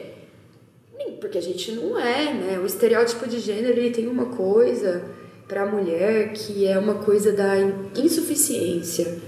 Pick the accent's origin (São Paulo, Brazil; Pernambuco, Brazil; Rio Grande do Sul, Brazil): São Paulo, Brazil; interior of; accent: caipira R (rhotic R of interior São Paulo); eu sou do interior de São Paulo, né? Eu puxo bastante o R